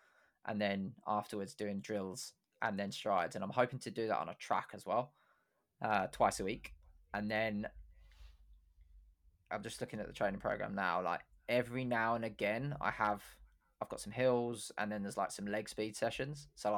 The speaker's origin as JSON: {"language": "English", "town": "Luton", "region": "East of England", "country": "United Kingdom", "tie": "born there", "said": "I was born in Luton. People from Luton don't do that."}